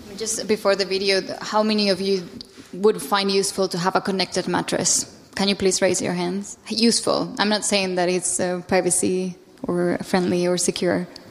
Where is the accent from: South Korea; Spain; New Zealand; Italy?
Spain; I'm from Spain